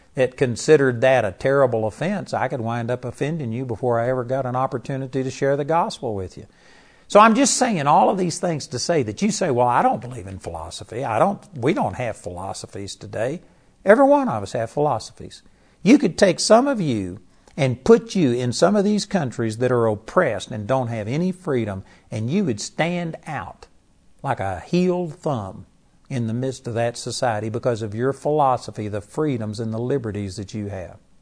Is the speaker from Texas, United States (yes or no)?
yes; Texas, United States; In Texas, we just grew up talk